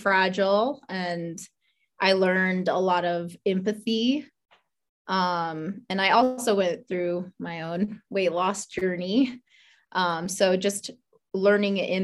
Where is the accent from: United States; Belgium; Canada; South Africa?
United States; Iowa; moved away as an adult; also born or lived in Omaha, Nebraska; I was born in Omaha, Nebraska. Grew up in Iowa. So small town Iowa, grew up in a town about 200 people or so